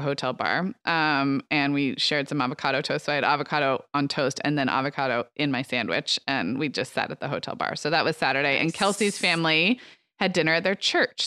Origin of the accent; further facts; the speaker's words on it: Santa Barbara, California, United States; Santa Barbara, my hometown